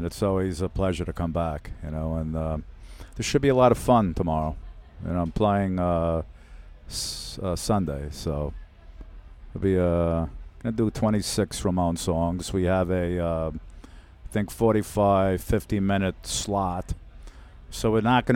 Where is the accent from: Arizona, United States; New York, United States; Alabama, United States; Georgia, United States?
New York, United States; New York City; We grew up together in Brooklyn.